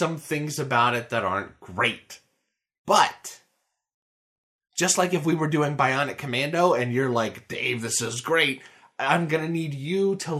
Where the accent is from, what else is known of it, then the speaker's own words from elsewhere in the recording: United States; this is me being a dumb American.